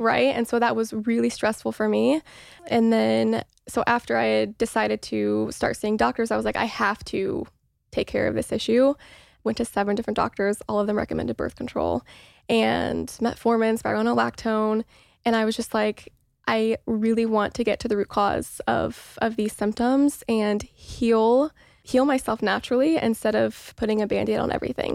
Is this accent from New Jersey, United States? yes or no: no; Mooresville, Indiana, United States; moved away as an adult; now in Los Angeles, United States; I grew up in Mooresville, Indiana, which is a very small town